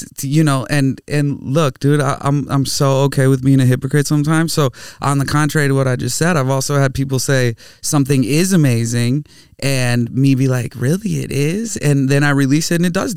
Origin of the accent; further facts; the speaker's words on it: Minnesota, United States; I grew up in Minnesota